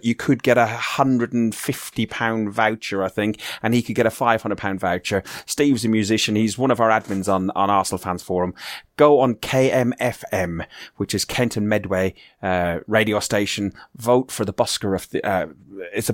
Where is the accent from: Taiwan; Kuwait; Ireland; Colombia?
Ireland; I'm Irish